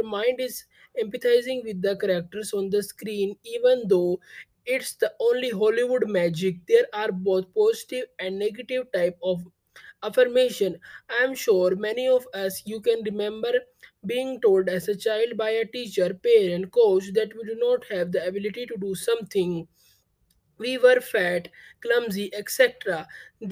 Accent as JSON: {"language": "English", "country": "India", "said": "I am from India."}